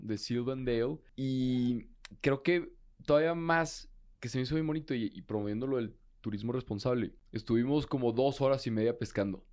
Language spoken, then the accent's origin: Spanish; Torreón, Coahuila, Mexico; yo soy del desierto, yo soy de Torreón